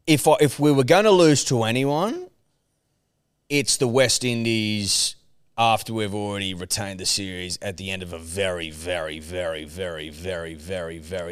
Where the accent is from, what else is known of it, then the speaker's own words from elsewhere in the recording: Australia; I'm Australian.